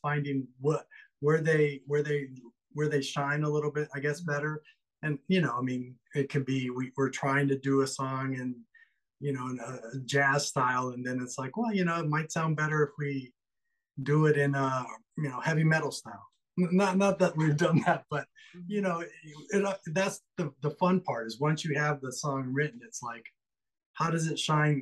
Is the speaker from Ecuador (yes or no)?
yes; Quito, Pichincha, Ecuador; moved away as an adult; also born or lived in New York City; now in United States; I'm from South America. I'm from Ecuador